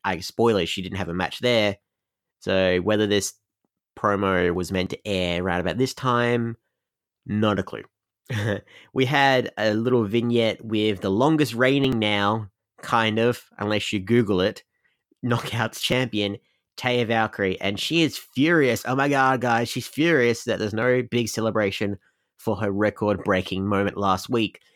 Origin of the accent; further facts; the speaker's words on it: Australia; I'm Australian